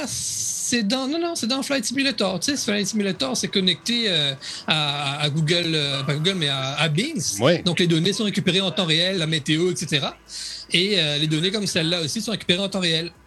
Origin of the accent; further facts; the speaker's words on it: Réunion; je suis un réunionnais